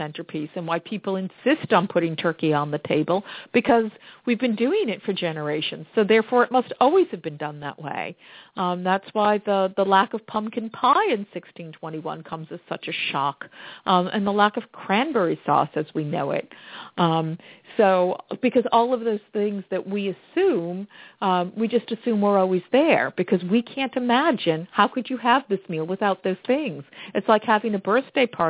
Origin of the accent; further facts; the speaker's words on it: Plymouth County, Massachusetts, United States; I grew up in Plymouth County in Massachusetts, and our leading agricultural crop is cranberries